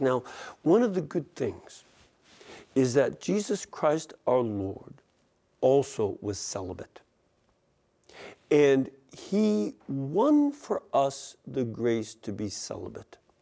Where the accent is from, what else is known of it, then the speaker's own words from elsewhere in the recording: Chicago, Illinois, United States; I'm from Chicago